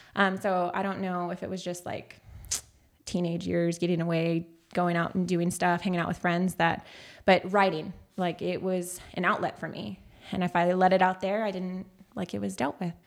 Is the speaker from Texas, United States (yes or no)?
yes; Castroville, Texas, United States; also born or lived in San Antonio, Texas; I was born in San Antonio, Texas. I was raised out in Castroville, Texas